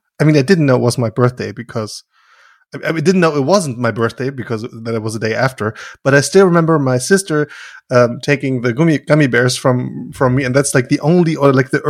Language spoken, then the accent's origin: English; Germany; So there was this one family in our village